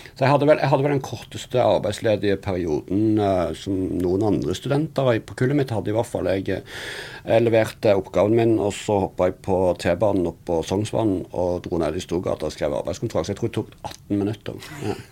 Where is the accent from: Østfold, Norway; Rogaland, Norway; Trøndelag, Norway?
Rogaland, Norway; Sandnes; accent: Western Norwegian dialect; jeg er jo fra Sandnes, som du hører på dialekten min. Så er litt, det ligger en litt sånn rar vestlandsdialekt baki